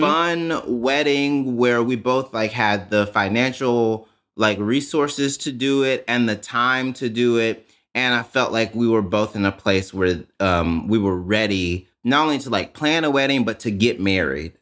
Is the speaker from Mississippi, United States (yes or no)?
yes; Jackson, Mississippi, United States; I grew up in Mississippi